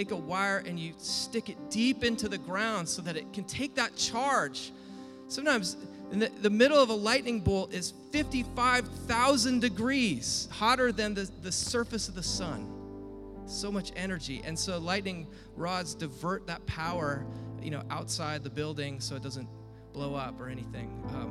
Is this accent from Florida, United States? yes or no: no; Washington, United States; the lake cabin where I grew up in Washington State